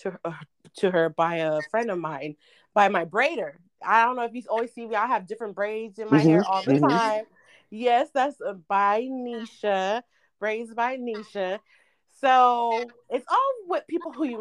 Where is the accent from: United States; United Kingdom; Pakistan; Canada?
United States; Sacramento, California; also born or lived in San Francisco Bay Area, California; now in Los Angeles, United States; I'm from the Bay and from Sacramento. So I was born in the Bay, raised in the Bay, and raised in Sacramento